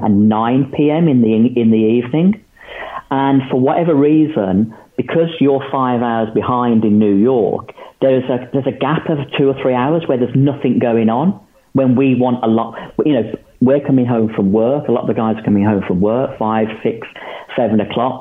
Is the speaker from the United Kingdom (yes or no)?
yes; England, United Kingdom; we're British, we're English